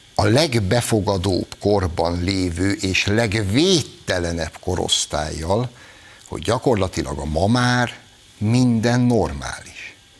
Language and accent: Hungarian; Hungary; Magyarok vagyunk.